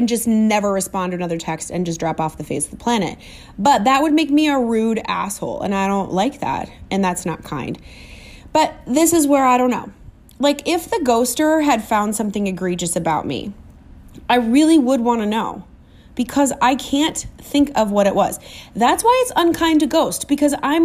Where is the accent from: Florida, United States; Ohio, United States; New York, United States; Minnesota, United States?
Minnesota, United States; I'm too Minnesotan